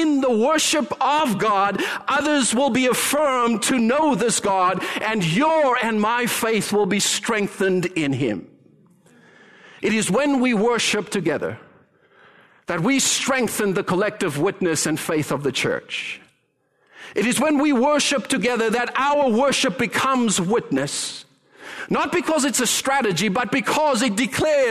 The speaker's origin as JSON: {"language": "English", "country": "Canada", "said": "we as Canadians, and yes, I include myself in that because I am so Canadian."}